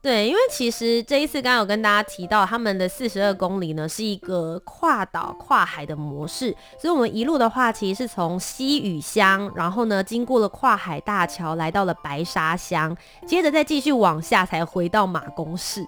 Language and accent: Chinese; Taipei, Taiwan; also born or lived in Kaohsiung, Taiwan; 我小时候是在高雄出生，然后到幼稚园时间，然后后来到台北，就来念小学、中学、大学这样